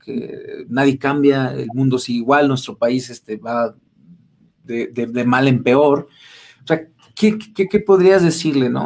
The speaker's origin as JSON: {"language": "Spanish", "region": "Mexico City", "country": "Mexico", "also_born_or_lived": "Rayón, San Luis Potosí / Cárdenas, San Luis Potosí / Rioverde, San Luis Potosí", "moved": "yes", "said": "yo soy de allá de, bueno, soy, soy chilango, pero radiqué mucho tiempo ahí en, Rayón Cárdenas, Río Verde"}